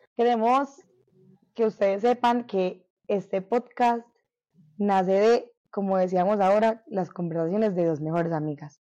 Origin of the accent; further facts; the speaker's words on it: Medellín, Antioquia, Colombia; yo sí nací y crecí y todavía vivo en Medellín